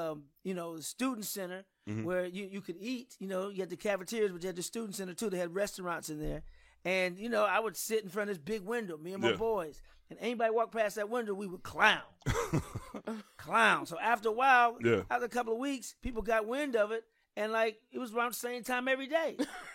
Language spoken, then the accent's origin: English; St. Louis, Missouri, United States; also born or lived in New York; she didn't like how we was growing up in New York, so she chose St. Louis, where they lived before I was born.